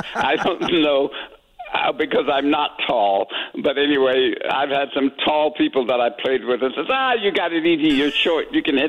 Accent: San Francisco, California, United States; I grew up in San Francisco

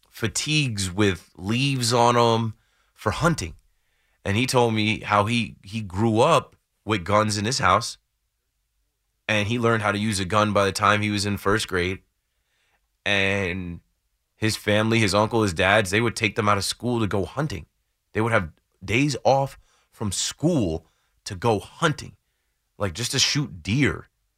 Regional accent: New Jersey, United States; Obviously, I grew up in Jersey and coming to New York my entire life.

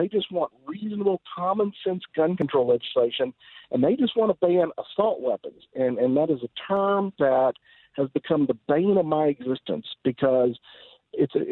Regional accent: Texas, United States; My home state of Texas

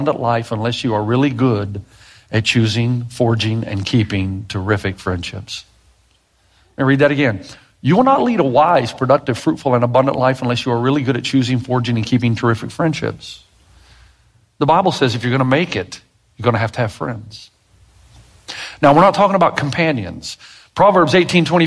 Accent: the South, United States; I'm from the South

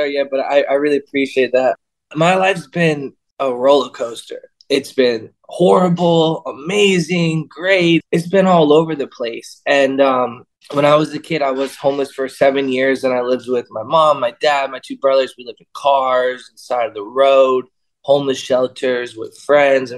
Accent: Florida, United States; I grew up in Florida

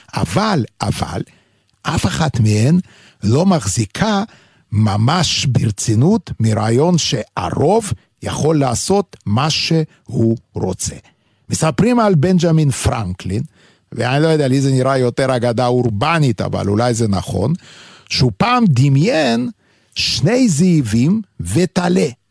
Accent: Vilnius, Lithuania; accent: heavy Lithuanian; first language Yiddish; Hebrew is a second language; now in Israel; גם אני מווילנה

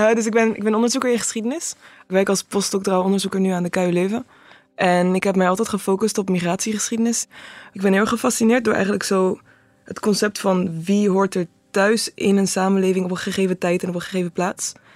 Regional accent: Netherlands; moved away as an adult; now in Belgium; Ik ben een Nederlander, maar ik ben acht jaar hier

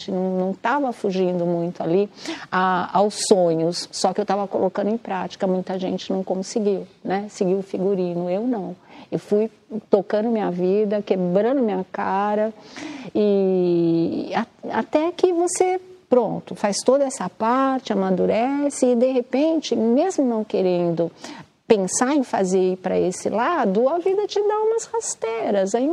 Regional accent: Mato Grosso do Sul, Brazil; born there; eu nasci no Mato Grosso do Sul.

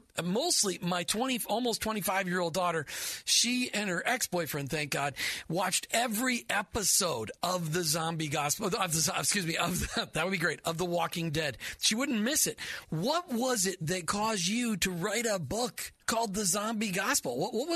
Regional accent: Minnesota, United States; Okay, I grew up in Minnesota

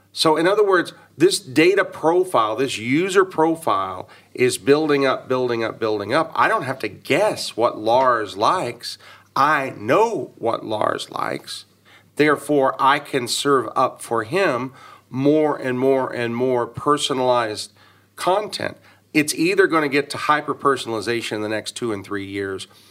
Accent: Dallas, Texas, United States; born or raised there

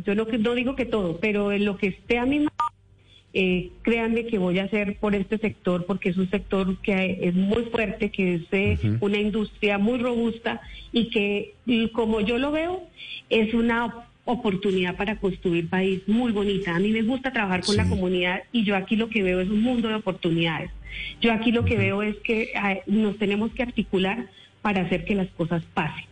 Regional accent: Aquitania, Boyacá, Colombia; moved away; yo soy una mujer rural, yo vengo de Aquitania, Boyacá, en donde mi papá, pues, eh, su profesión fue cultivar la cebolla larga

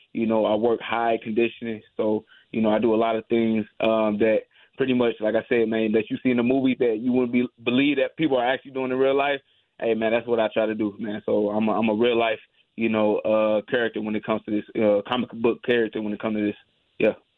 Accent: St. Louis, Missouri, United States; I grew up in St. Louis. I was born and raised here

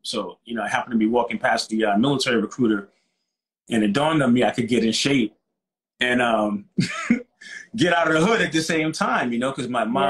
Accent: New York City, New York, United States; moved away; I'm from Brooklyn, New York, so that would be, I was born in 1970. I'm 51

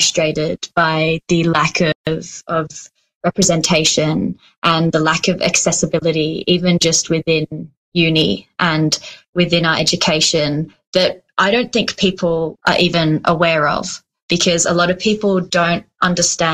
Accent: Switzerland; now in Australia; I grew up in Switzerland

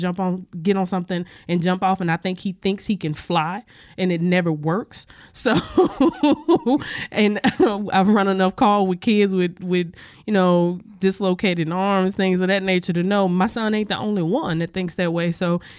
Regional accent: Louisiana, United States; now in Washington, United States; I'm not originally from this area. I'm from Louisiana originally.

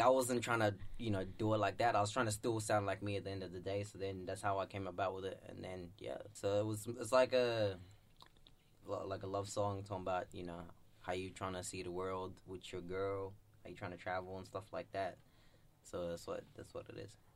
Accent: Zimbabwe; I'm from Zimbabwe and I'm proud to be like an African

